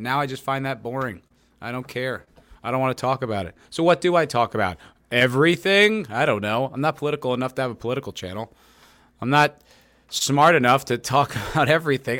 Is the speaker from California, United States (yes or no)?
no; New Jersey, United States; moved away as an adult; also born or lived in New York City / Los Angeles; now in Austin, Texas, United States; I am from New Jersey originally. I lived there till I was twenty